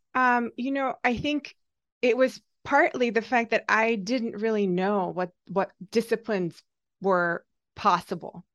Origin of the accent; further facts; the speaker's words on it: Hungary; moved away as an adult; now in United States; so I am Hungarian, I grew up in Hungary, um, still under the Soviet occupation